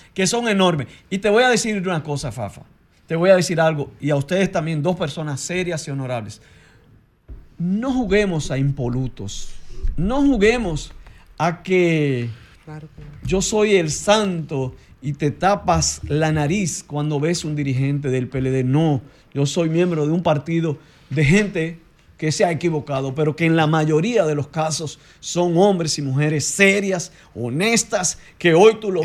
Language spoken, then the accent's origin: Spanish; Dominican Republic; somos todos dominicanos y dominicanas